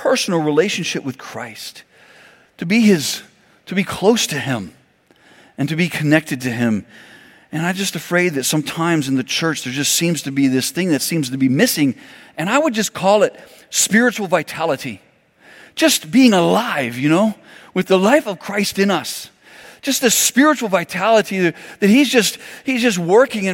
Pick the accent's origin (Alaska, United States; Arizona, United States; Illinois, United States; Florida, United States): Florida, United States; Miami; I grew up in Miami, Florida